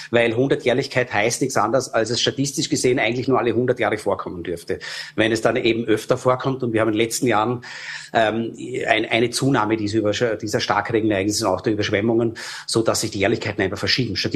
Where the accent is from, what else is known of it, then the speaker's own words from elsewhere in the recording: Frankfurt, Hesse, Germany; Früher, ich war in Vorarlberg ähm, bin ja aufgewachsen in Frankfurt, war jetzt auch zufälligerweise auf Urlaub gerade